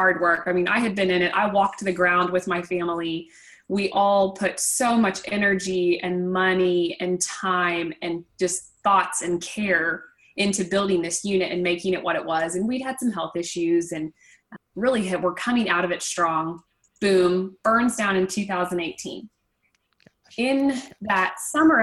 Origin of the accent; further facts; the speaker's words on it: Vandalia, Missouri, United States; I'm from Vandalia, Missouri